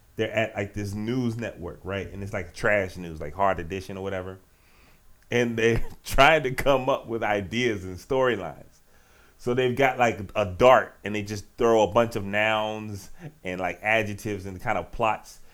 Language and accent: English; Richmond, Virginia, United States; Petersburg, my home state. Right outside Richmond, my hometown city